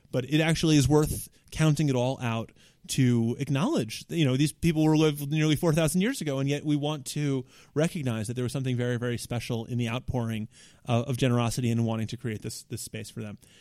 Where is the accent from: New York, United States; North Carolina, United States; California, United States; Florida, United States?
New York, United States; New York City; It all starts for me in nineteen eighty-two in Park Slope, Brooklyn